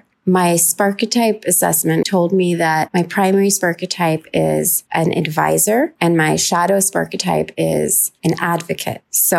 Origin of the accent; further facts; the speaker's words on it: New York, United States; also born or lived in Lahore, Pakistan / Austin, Texas / London, England; I am a Pakistani and an American. I am a writer and a teacher, and I have lived all over the place. I grew up in New York, also in Lahore, Pakistan